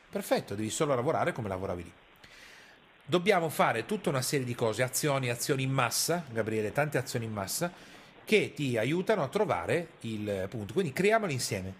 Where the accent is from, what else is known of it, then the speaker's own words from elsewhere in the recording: Piedmont, Italy; io sono piemontese e arrivo da quella cultura lì